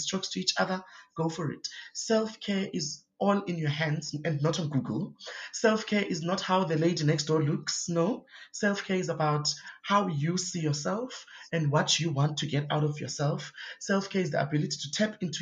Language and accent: English; Cape Town, Western Cape, South Africa; I grew up Kwalanga, which is a township